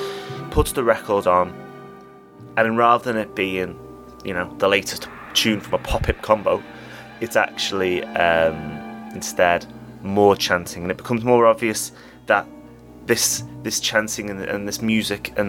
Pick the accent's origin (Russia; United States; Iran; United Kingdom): United Kingdom; England; I'm English